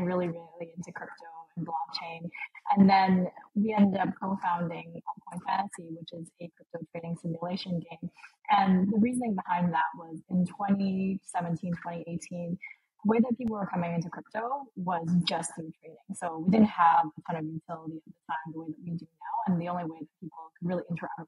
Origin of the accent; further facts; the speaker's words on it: Vancouver, British Columbia, Canada; moved away as an adult; now in Lisbon, Portugal; I grew up in Vancouver. I live in Lisbon now